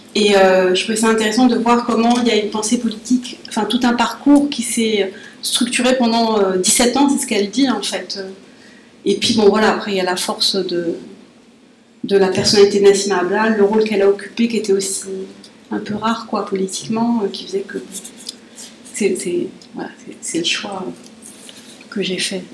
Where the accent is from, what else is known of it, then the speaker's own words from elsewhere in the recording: Paris, Île-de-France, France; je suis franco-algérienne, je suis née à Paris, mais jusqu'à 20 ans, j'avais que, ma, que mon passeport algérien